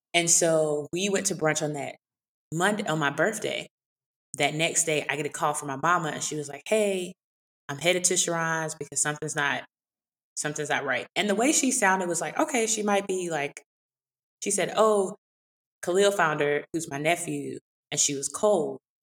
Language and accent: English; Eastern North Carolina, United States; I grew up in North Carolina, in Eastern North Carolina country